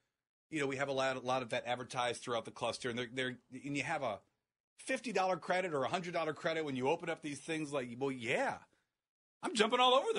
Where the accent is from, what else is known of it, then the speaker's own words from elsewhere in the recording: Akron, Ohio, United States; I'm from Akron originally.